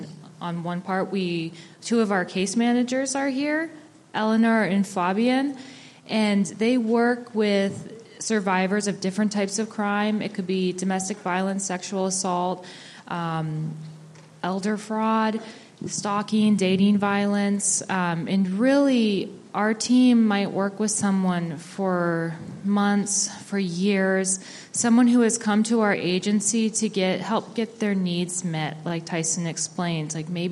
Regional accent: Juneau, Alaska, United States; now in Anchorage, United States; I am Koyukon Athabaskan. My mom's family is from Tanana, Alaska. I was raised in Juneau, and I've lived here and worked here in Anchorage since 2014.

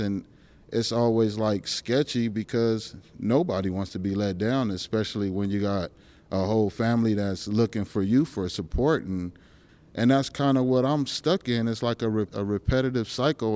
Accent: California, United States; now in Alaska, United States; I'm from California

